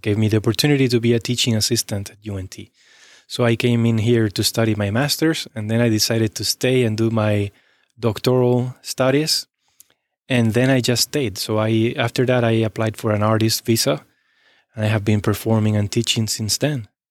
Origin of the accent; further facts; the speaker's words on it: Spain; moved away as an adult; also born or lived in Texas; now in Cincinnati, United States; I left my hometown when I was eighteen